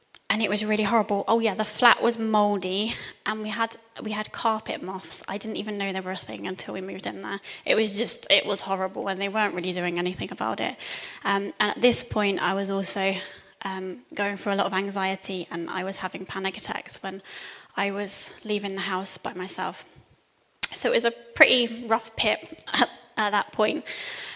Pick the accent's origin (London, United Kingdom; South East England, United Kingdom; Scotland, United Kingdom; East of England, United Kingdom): East of England, United Kingdom; Cambridge; moved away; So I'm from Cambridge originally, and at this point we were living in Cambridge.